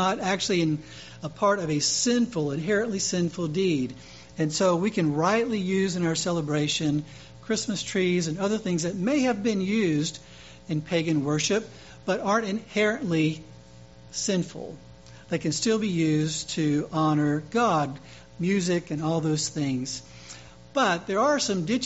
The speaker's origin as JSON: {"language": "English", "region": "Louisiana", "country": "United States", "tie": "born or raised there", "said": "Mardi Gras in my home state"}